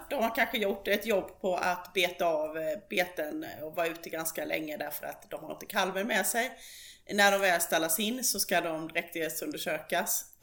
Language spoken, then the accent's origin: Swedish; Småland, Sweden; Ja, och där kan jag väl då som smålänning eh, lägga in särskilt att när det gäller skabb